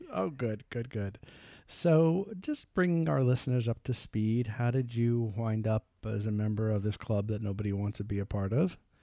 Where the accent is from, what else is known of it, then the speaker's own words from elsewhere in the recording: New York, United States; I'm from New York